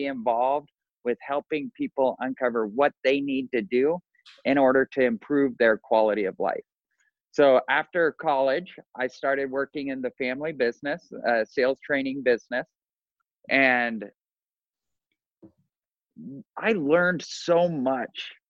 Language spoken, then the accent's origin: English; Boise, Idaho, United States; moved away as an adult; now in Orlando, United States; We both born and raised in Boise, Idaho, and moved to Orlando, Florida.